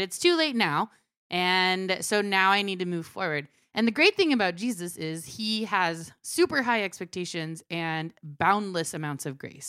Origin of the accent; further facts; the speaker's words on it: Maryland, United States; also born or lived in Cuba; my earliest memory is when I was three. and we moved from Cuba to Fr, uh, Maryland.